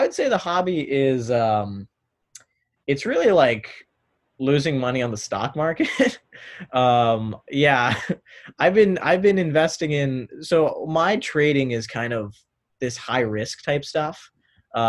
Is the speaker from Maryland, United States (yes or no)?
yes; North Potomac, Maryland, United States; I'm from North Potomac, Maryland, so that's about 30 minutes away from Georgetown in Maryland suburbs of DC